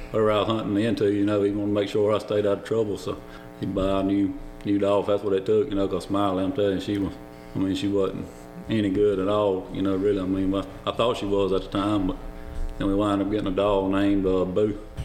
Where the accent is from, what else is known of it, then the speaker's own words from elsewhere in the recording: Lucedale, Mississippi, United States; I'm 45 from Lucedale, Mississippi.